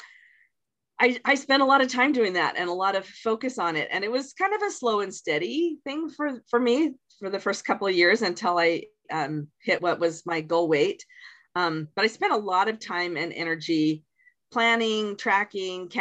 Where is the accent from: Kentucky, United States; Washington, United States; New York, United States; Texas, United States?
Washington, United States; I was born in Washington State